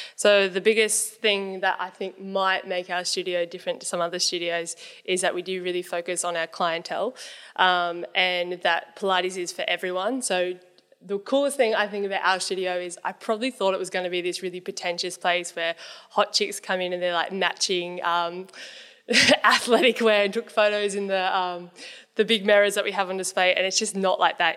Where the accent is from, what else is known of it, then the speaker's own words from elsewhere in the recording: Newcastle, New South Wales, Australia; moved away as an adult; also born or lived in Sydney; I wanted to move back home 'cause I'm from Newcastle